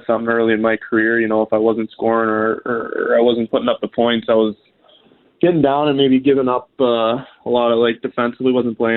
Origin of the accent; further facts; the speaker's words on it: Ontario, Canada; moved away; I'm from Ontario, and it's going to be cool to be living in Canada again